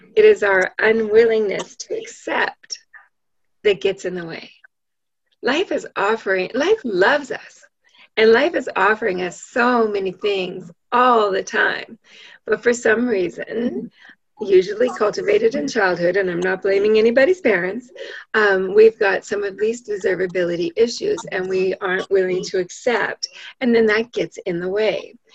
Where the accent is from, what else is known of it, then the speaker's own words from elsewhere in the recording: Canada; I'm an I'm a Canadian